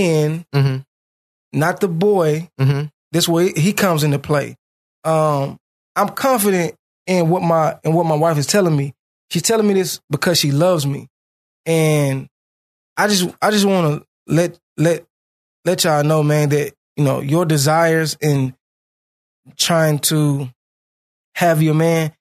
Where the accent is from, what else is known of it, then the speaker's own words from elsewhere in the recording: Memphis, Tennessee, United States; I'm from Memphis. I'm from Orange Mound. So it's like, even the way we talk sometimes